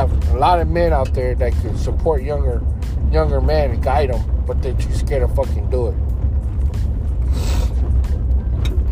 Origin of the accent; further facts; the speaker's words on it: Houston, Texas, United States; I come from Houston. Screwston. Greenspoint. Third Ward. South side of Houston. I grew up all parts of Houston.